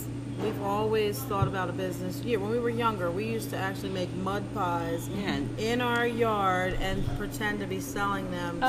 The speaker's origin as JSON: {"language": "English", "town": "Pottstown", "region": "Pennsylvania", "country": "United States", "tie": "born or raised there", "also_born_or_lived": "Gilbertsville / Boyertown", "said": "That's my hometown."}